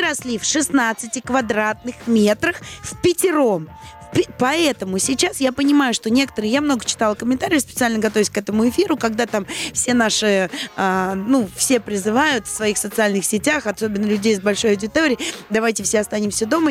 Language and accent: Russian; Saint Petersburg, Russia; moved away as an adult; я родилась и выросла в Санкт-Петербурге, да, и мама моя там, и бабушка